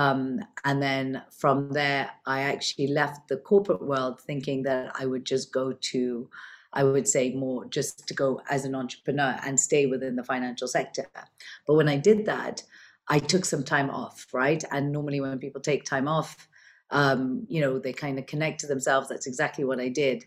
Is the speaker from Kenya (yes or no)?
yes; Kenya; also born or lived in London, United Kingdom / Switzerland; now in Dubai, United Arab Emirates; I'm originally born and brought up in Kenya. I'm of Indian origin